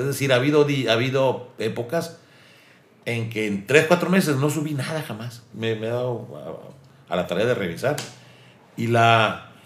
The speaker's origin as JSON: {"language": "Spanish", "town": "Ortiz", "region": "Sonora", "country": "Mexico", "tie": "born or raised there", "also_born_or_lived": "Hermosillo", "moved": "yes", "said": "en mi pueblo, en Ortiz"}